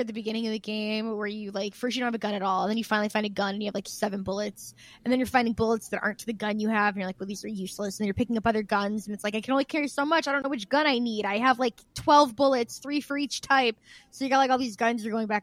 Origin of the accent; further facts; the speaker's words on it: Midwest, United States; It sounds like I'm from the Midwest